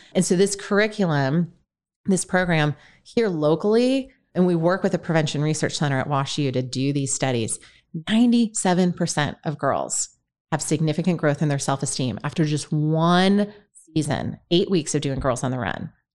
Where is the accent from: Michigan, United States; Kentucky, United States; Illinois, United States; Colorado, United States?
Michigan, United States; now in St. Louis, United States; I'm from Michigan originally. Uh, grew up in a very, very rural town